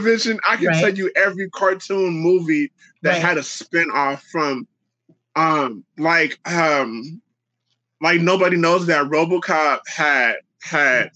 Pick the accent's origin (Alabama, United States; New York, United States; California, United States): California, United States; Oakland; moved away as an adult; now in Sacramento, United States; I'm born and raised in Oakland, California